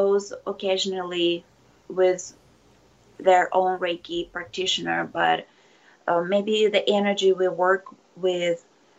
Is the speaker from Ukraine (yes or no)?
yes; Ukraine; now in Japan; I'm originally from Ukraine And I came to Japan 16 years ago.